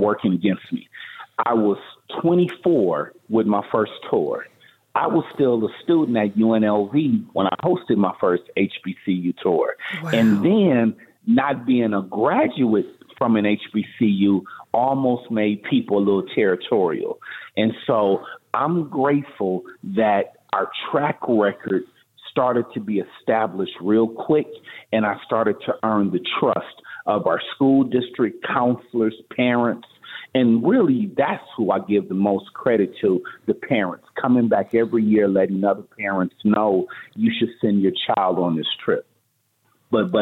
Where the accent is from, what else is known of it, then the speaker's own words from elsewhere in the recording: Pontiac, Michigan, United States; moved away as an adult; now in Las Vegas, United States; I'm originally from Michigan, Pontiac, Michigan